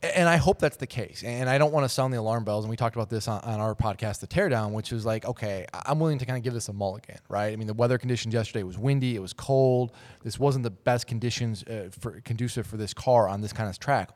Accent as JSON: {"language": "English", "town": "Minneapolis", "region": "Minnesota", "country": "United States", "tie": "born or raised there", "said": "I was born and raised in Minnesota, uh, the Twin Cities area"}